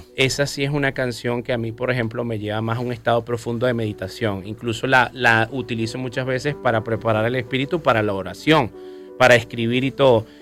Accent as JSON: {"language": "Spanish", "country": "Venezuela", "also_born_or_lived": "Colombia", "said": "me conecta con mi tierra, amo mi país. Me encanta cuando recorro Venezuela"}